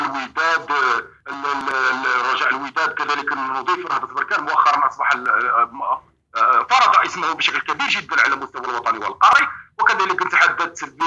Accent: Morocco; يشرفنا كمغاربه

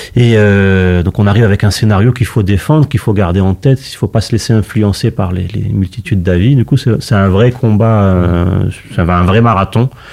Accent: Morocco; nous au Maroc

